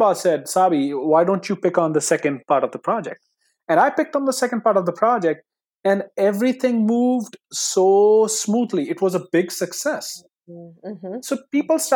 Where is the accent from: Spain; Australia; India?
India; English is a second language; moved away; coming from India, English is my second language